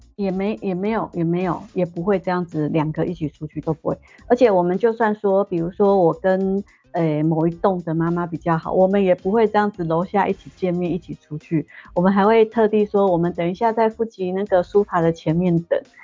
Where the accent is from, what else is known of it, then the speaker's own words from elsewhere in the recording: Taiwan; moved away as an adult; now in Japan; 我是台湾人